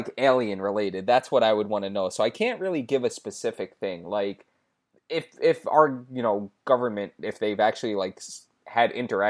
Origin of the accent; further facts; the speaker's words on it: New York City, New York, United States; We have a bagel sandwich because we're from New York.